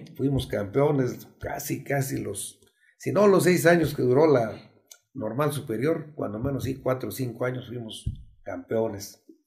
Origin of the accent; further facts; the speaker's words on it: El Arenal, Hidalgo, Mexico; el nombre de mi pueblo y el nombre de mi municipio, que es el Arenal Hidalgo